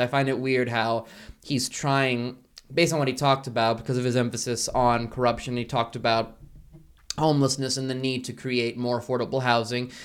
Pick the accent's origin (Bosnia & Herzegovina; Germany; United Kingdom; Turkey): Bosnia & Herzegovina; moved away; I'm originally from Bosnia and Herzegovina, but I, uh, swam all the way here